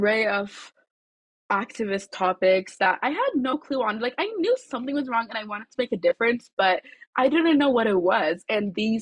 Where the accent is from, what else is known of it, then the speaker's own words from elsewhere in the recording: Addis Ababa, Ethiopia; now in Aurora, United States; I'm originally from Addis Ababa, Ethiopia